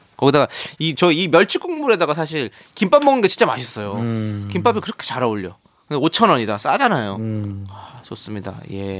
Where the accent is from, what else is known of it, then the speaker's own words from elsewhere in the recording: Incheon, South Korea; 저는 인천 출신이긴 하지만